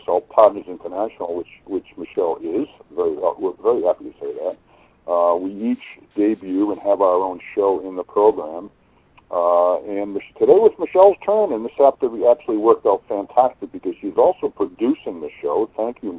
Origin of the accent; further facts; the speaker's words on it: Massachusetts, United States; moved away as an adult; now in Maine, United States; I grew up down in Massachusetts and moved up here almost 14 years ago.